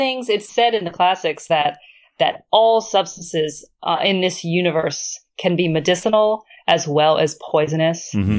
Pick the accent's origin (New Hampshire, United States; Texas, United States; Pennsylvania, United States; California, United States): New Hampshire, United States; Growing up in New Hampshire.